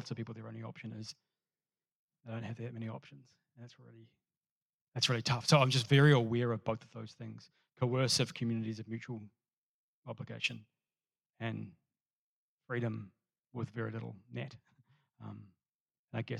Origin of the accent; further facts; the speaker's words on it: New Zealand; moved away as an adult; I'm a Kiwi who moved here